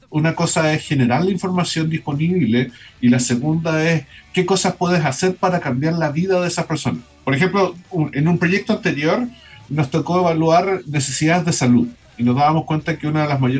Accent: Concepción, Biobío, Chile; Concepción. Yo soy de Concepción

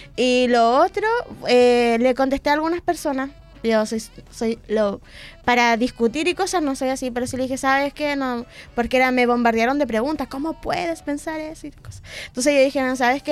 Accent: Valdivia, Los Ríos, Chile; moved away as an adult; now in Concepción, Chile; soy de Valdivia

